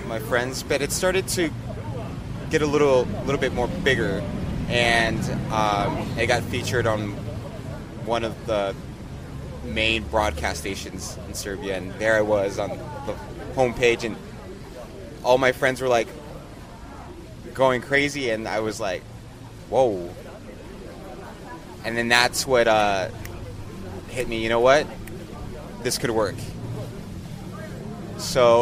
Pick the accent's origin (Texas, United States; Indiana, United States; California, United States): California, United States; San Francisco; moved away as an adult; I'm from San Francisco. My family's from Mexico, so I'm first generation Mexican. I was raised in the Bay Area